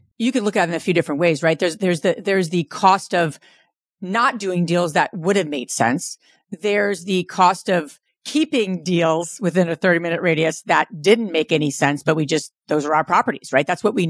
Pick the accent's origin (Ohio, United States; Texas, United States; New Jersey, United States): New Jersey, United States; born and raised in New Jersey, Jersey girl.